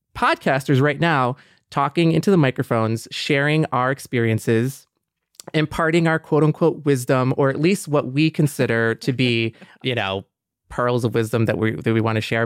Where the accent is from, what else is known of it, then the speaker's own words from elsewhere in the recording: Michigan, United States; growing up in Michigan, yeah, like, as a young Mexican kid on a very white block at a very white school